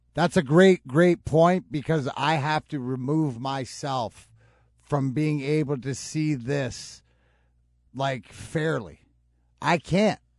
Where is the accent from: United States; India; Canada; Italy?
Canada; Leamington, Ontario; also born or lived in Burnaby; I was born in, well, Burnaby, but I grew up in Leamington, and it's a small town.